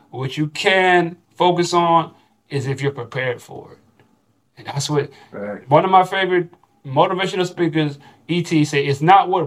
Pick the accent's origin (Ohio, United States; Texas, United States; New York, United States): Texas, United States; now in Chile; Don't let that consume your mind as thinking that I'm just I'm coming from Texas and I'm automatically going to be on this.